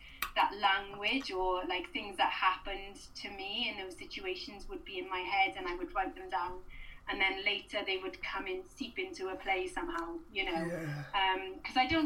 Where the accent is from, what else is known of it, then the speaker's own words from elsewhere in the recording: Swansea, Wales, United Kingdom; I was from Swansea